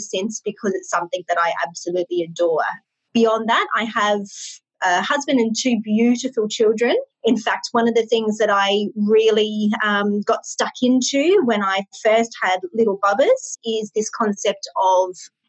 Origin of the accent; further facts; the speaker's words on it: Brisbane, Queensland, Australia; I grew up in Brisbane, Australia. I've lived here my whole life